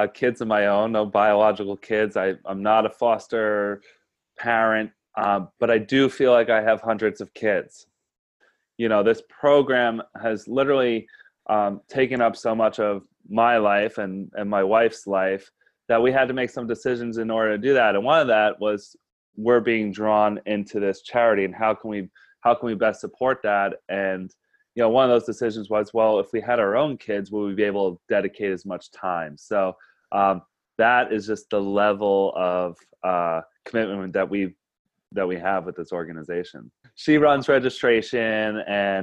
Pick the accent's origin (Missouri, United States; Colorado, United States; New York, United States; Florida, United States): New York, United States; Yonkers; moved away as an adult; A kid growing up in Yonkers, New York